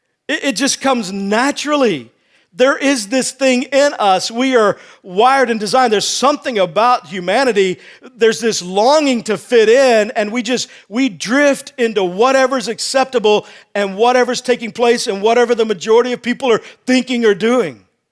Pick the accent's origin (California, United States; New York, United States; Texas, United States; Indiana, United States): Texas, United States; I grew up in Texas and I played football.